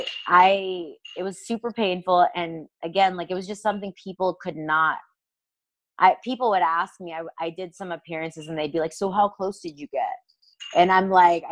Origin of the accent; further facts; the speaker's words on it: United States; as an American